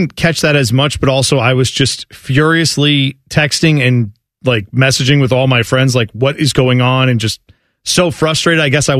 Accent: Bronx, New York, United States; born or raised there

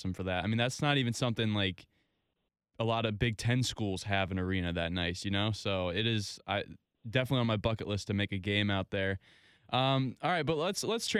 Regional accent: Ohio, United States; I'm from Ohio. My mom didn't let me go out of state. She made me stay in Ohio

